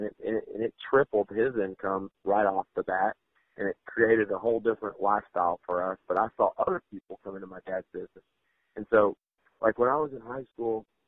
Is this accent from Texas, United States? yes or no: yes; Texas, United States; I grew up in Texas, and, you know, we're entrepreneurs